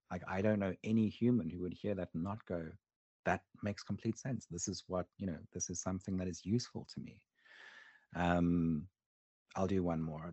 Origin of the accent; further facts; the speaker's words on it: South Africa; when I was a kid growing up in South Africa